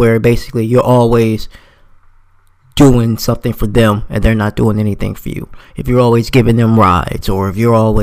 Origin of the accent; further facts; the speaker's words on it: New Jersey, United States; now in Florida, United States; I'm from New Jersey, but I live in Florida now.